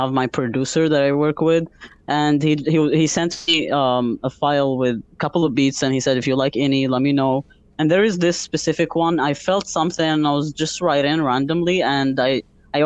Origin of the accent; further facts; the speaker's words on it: Algerian Sahara, Algeria; now in Montreal, Canada; I'm originally from the Algerian Sahara